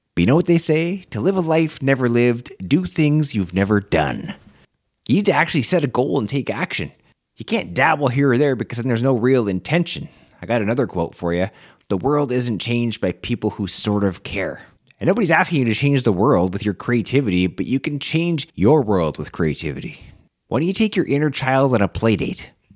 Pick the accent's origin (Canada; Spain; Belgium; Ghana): Canada; as a Canadian